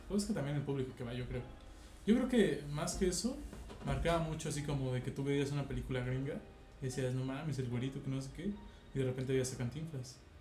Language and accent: Spanish; Mexico